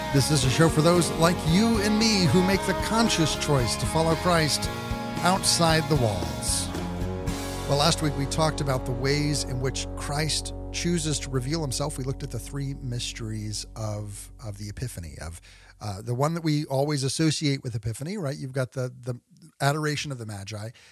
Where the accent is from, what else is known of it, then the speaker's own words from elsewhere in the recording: Texas, United States; where I grew up out in Texas